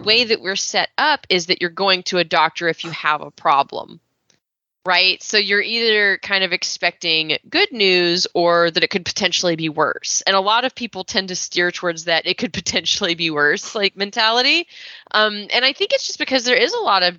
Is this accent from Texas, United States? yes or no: yes; Texas, United States; I was raised in Texas